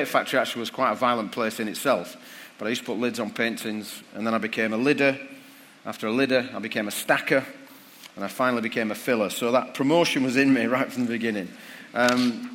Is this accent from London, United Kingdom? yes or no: no; Bradford, Yorkshire and the Humber, United Kingdom; my hometown of Bradford